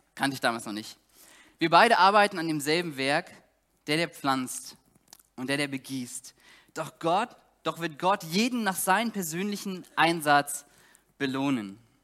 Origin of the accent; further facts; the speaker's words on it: Saxony, Germany; moved away as an adult; now in Greifswald, Germany; Ich komme aus Sachsen